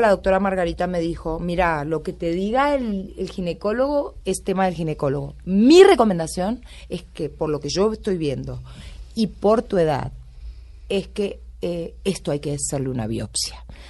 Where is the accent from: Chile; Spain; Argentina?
Argentina; Concordia, Entre Ríos; also born or lived in Buenos Aires; now in Bogotá, Colombia; Mucha honra soy de pueblo. Y mm, en el libro cuento mucho de Concordia, de cómo me crié, de, de dónde nací